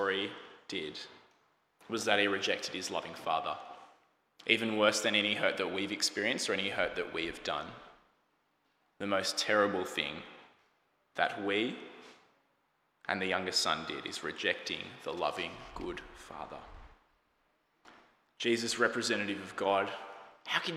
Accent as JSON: {"language": "English", "country": "Australia", "said": "As an Australian"}